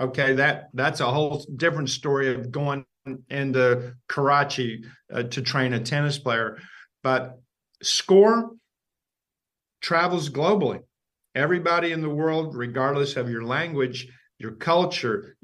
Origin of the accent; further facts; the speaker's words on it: Ashland, Kentucky, United States; Ashland, Kentucky, my hometown